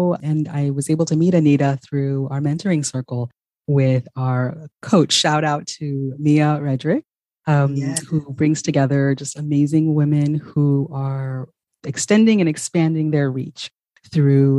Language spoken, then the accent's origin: English; Ghana; moved away; I am originally from Ghana